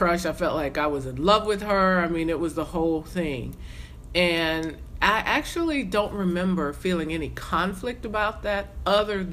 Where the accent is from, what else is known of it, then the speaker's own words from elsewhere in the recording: South Carolina, United States; I was a kid growing up in South Carolina